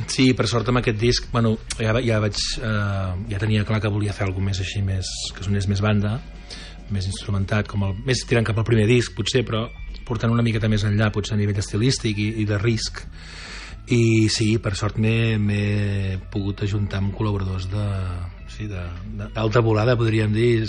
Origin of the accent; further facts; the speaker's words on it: Sabadell, Catalonia, Spain; moved away as an adult; also born or lived in London; now in La Garriga, Spain; vaig venir a viure aquí a la Garriga fa uns 5-6 anys, però sóc de Sabadell